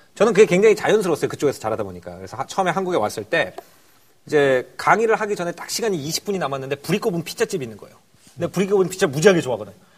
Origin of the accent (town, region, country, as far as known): Wonju, Gangwon, South Korea; born or raised there